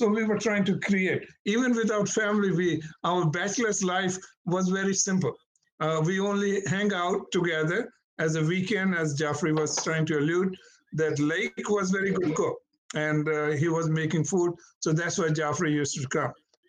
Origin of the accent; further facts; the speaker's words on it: Pakistan; moved away as an adult; now in United States; Back home in Indo-Pakistan, mostly I came from Pakistan